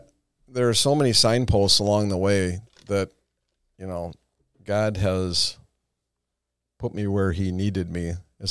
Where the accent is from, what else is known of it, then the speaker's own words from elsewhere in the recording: Madison, Wisconsin, United States; moved away; hometown, my parents still live there